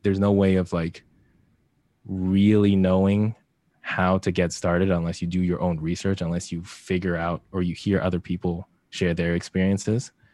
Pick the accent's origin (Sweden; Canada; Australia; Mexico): Canada; Vancouver, British Columbia; moved away as an adult; also born or lived in Hamilton, Ontario; now in Toronto, Canada; I was raised more so in Vancouver, um, Coquitlam, Tri lower mainland basically. And so that was like where I grew up, went to university.